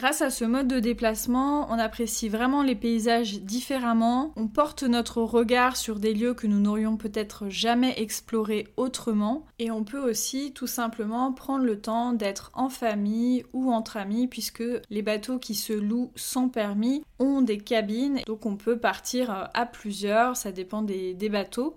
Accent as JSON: {"language": "French", "region": "Pays de la Loire", "country": "France", "said": "ma belle région des Pays de la Loire"}